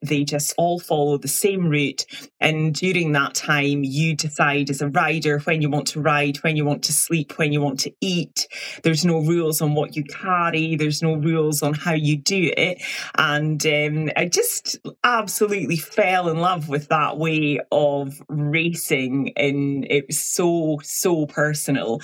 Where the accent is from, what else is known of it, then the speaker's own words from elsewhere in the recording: Highlands of Scotland, United Kingdom; I'm from the Highlands of Scotland